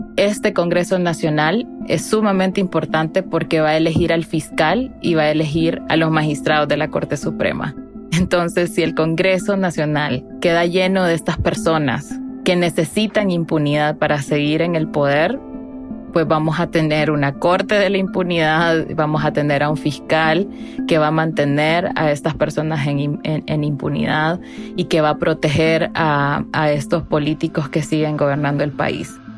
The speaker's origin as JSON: {"language": "Spanish", "country": "Honduras", "said": "yo soy periodista hondureña"}